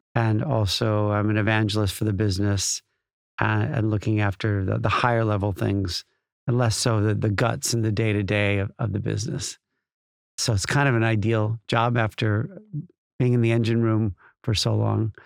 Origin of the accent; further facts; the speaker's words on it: Chicago, Illinois, United States; moved away as an adult; now in United Kingdom; growing up in Chicago